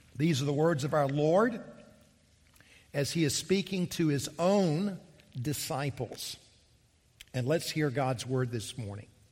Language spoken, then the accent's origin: English; Columbia, South Carolina, United States; also born or lived in Charleston, South Carolina; I grew up here in South Carolina, and the, I grew up in Columbia.